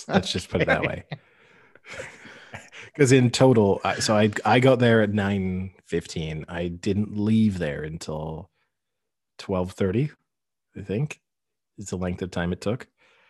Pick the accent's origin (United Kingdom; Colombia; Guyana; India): United Kingdom; also born or lived in France; So I gave her the town that I was born in outside of Paris. And then she said, and where are you from? Like, what's your nationality? And I was like, well, I'm British.